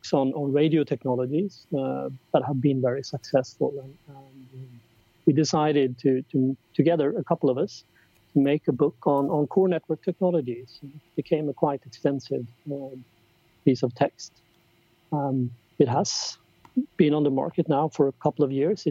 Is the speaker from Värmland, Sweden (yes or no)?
yes; Karlstad, Värmland, Sweden; moved away as an adult; also born or lived in Gothenburg, Sweden / London, United Kingdom; I grew up in Sweden. I was born and spent my first 20 years in Karlstad, a small city